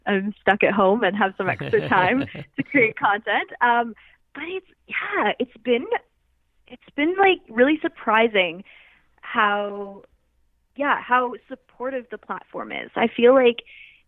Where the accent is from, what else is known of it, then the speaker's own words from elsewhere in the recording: Canada; now in Vancouver, Canada; as a Canadian